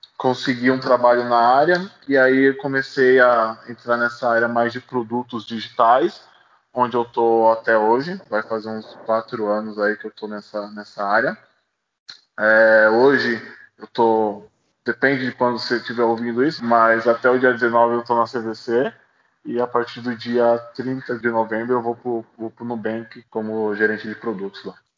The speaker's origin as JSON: {"language": "Portuguese", "region": "São Paulo", "country": "Brazil", "tie": "born or raised there", "said": "nascido e criado na Zona Leste de São Paulo"}